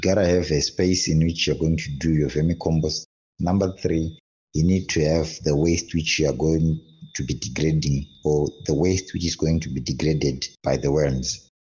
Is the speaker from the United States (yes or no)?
no; Zimbabwe; now in Harare, Zimbabwe; I'm from Zimbabwe, resident of Harare